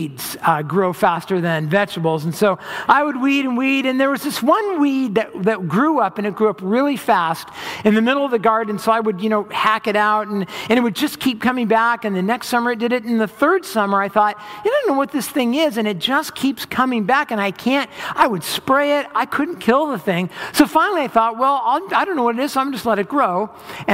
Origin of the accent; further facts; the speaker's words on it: Orange County, Southern California, United States; also born or lived in Los Angeles hills, California; I grew up in Southern California in Orange County. And when I was in middle school, my parents bought some property in the hills of LA, and we moved up